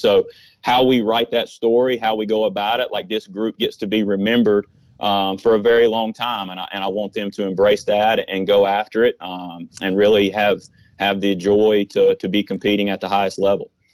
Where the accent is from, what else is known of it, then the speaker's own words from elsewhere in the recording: Rowan County, North Carolina, United States; my hometown, a Rowan County